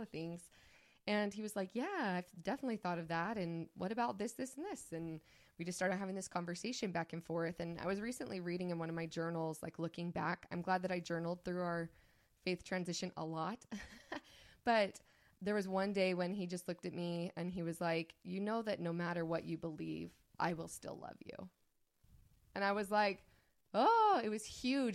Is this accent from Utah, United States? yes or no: yes; St. George, Utah, United States; I grew up in Saint George, Utah